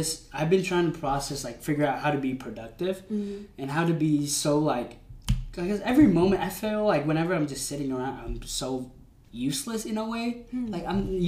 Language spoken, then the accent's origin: English; United States; we're Asians, but also we were kind of raised here.